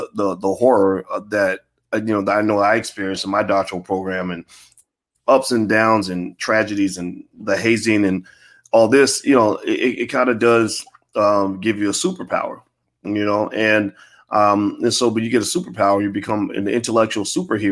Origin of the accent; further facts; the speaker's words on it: Louisville, Kentucky, United States; Born and raised in Louisville, Kentucky.